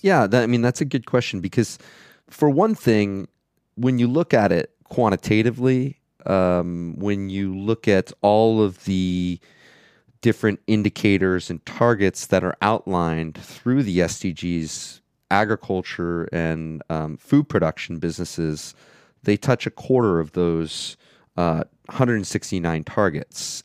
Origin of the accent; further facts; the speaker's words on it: Florida, United States; moved away as an adult; also born or lived in Alaska / New York City; now in Vienna, Austria; I grew up in Florida, um, but I lived in Alaska for 10 years, um, as well as living in New York City